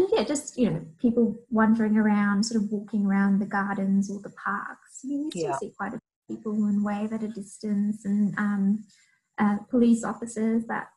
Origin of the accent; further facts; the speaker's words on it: Fiji; moved away; I'm originally from Fiji